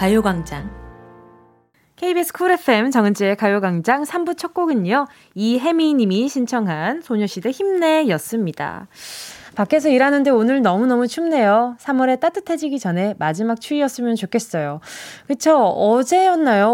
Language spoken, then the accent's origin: Korean; Busan, South Korea; 저는 이렇게 부산에서 태어났으니까 네. 네. 태어난 곳은 기억이 안 나는데 아기 때부터 살던 거는 반여동이라는 곳이었어요. 음, 네, 부산에 해운대구 반여동